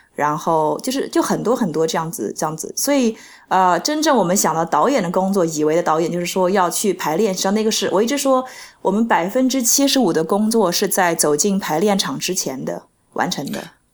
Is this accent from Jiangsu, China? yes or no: yes; Nanjing, Jiangsu, China; now in New York, United States; 我是南京人